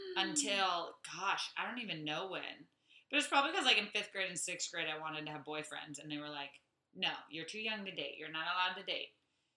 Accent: Saudi Arabia; I grew up in Saudi Arabia.

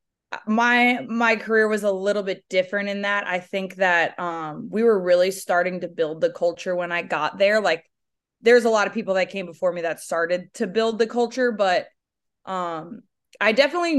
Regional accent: St. Louis, Missouri, United States; moved away; I grew up in St. Louis, Missouri, pretty highly recruited athlete.

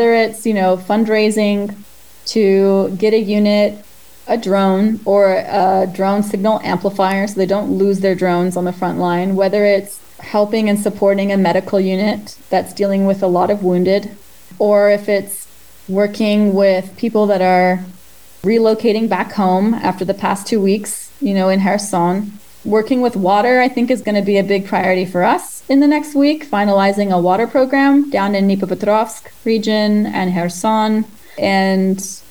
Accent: Israel; moved away; also born or lived in Ukraine; growing up in Israel, a lot of my friends are from the Ukrainian diaspora.

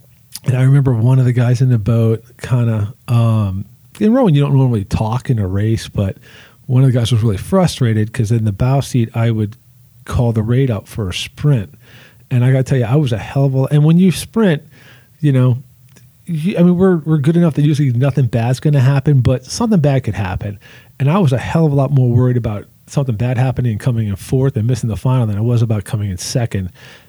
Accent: New Orleans, Louisiana, United States; I'm from New Orleans.

